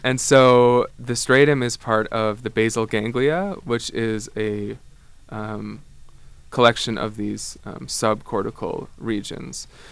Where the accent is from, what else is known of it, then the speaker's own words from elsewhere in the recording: Ottawa, Ontario, Canada; moved away as an adult; also born or lived in Amsterdam; I come from Canada. I'm from Ottawa originally, but I actually did my undergrad in Amsterdam